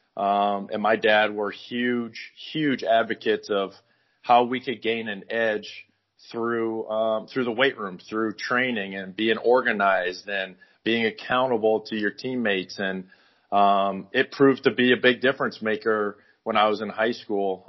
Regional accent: Northwest Iowa, United States; moved away; also born or lived in Arizona / Los Angeles / Hawaii; I grew up in Northwest Iowa

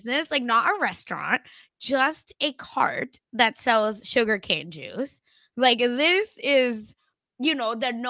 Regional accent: India; obviously I'm Indian.

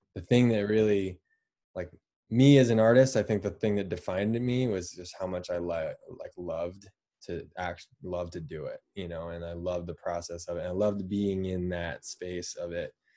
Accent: Boulder, Colorado, United States; also born or lived in Fort Collins, Colorado; I was born in Boulder, Colorado. Grew up right outside of there

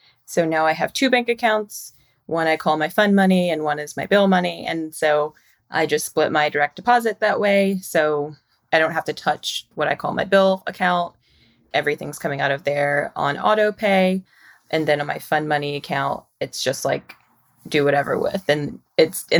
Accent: Mississippi, United States; moved away as an adult; now in Brooklyn, United States; I moved from Mississippi like directly after college to New York

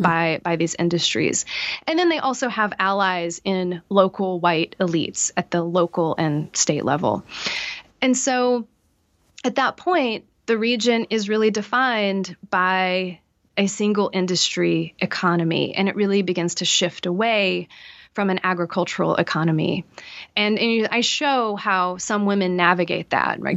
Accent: East Tennessee, United States; I grew up in East Tennessee

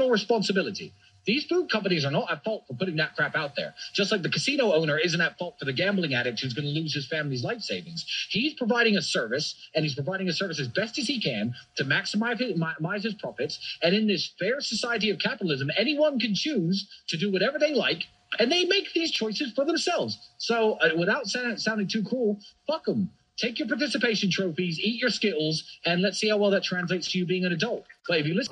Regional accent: England, United Kingdom; now in Romania; my home country of England

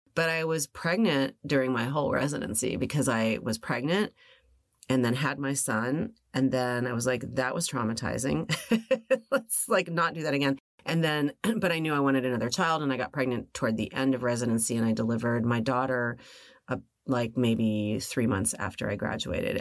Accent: Los Angeles, California, United States; I was born and raised here

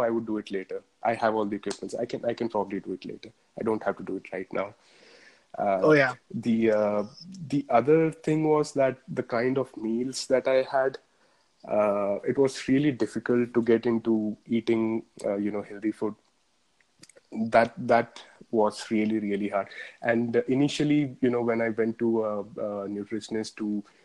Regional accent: Bangalore, Karnataka, India; I'm from Bangalore, from India

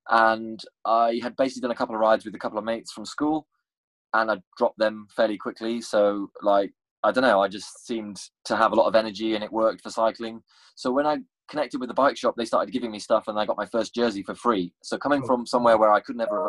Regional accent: Machynlleth, Wales, United Kingdom; I'm Welsh

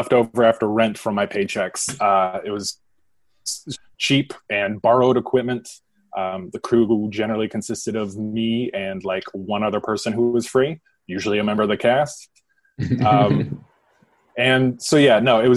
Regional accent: Nashville, Tennessee, United States; I'm from Nashville, Tennessee

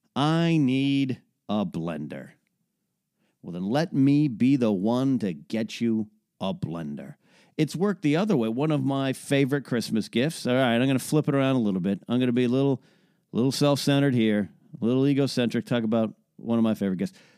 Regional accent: Arroyo Grande, California, United States; moved away; also born or lived in Orange County, California; my hometown of Arroyo Grande, California

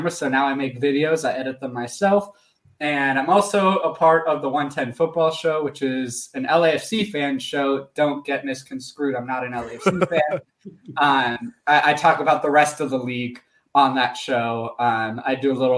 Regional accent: California, United States; moved away as an adult; also born or lived in Syracuse; As a Californian

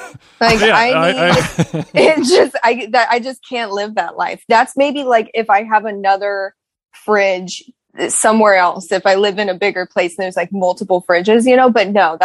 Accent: Phoenix, Arizona, United States

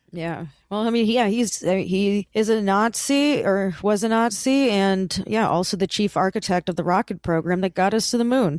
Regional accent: Lee County, Florida, United States; I was born and raised in Lee County in Florida

